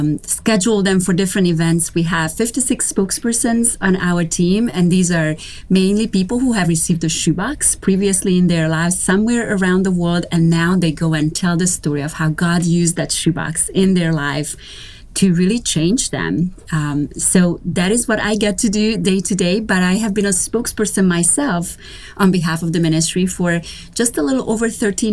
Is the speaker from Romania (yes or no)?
yes; Romania; now in North Carolina, United States; I am originally from Romania. So I was born and raised in Romania during communism.